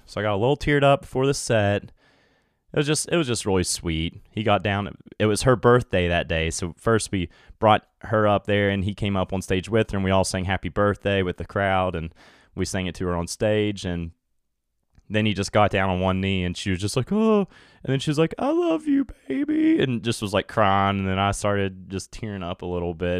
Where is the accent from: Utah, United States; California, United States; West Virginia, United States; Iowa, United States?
West Virginia, United States; my home state